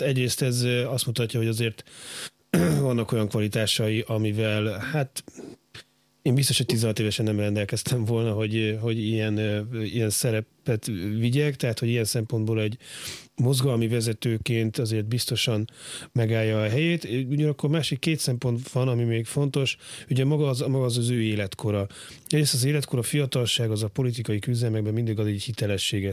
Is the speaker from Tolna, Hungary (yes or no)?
no; Budapest, Hungary; a gyerekkoromban Óbudán nőttem fel